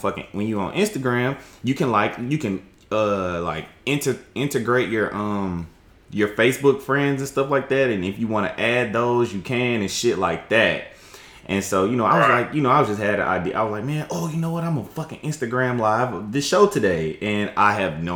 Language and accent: English; Jackson, Mississippi, United States; I'm from Jackson, Mississippi